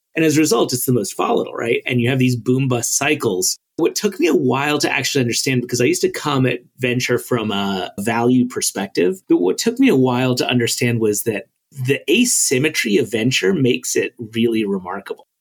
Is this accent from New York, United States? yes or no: yes; New York City, New York, United States; now in Silicon Valley, United States; I grew up in Brooklyn